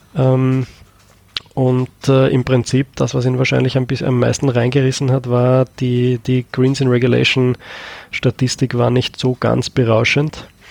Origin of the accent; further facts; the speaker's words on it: Austria; bei uns in Österreich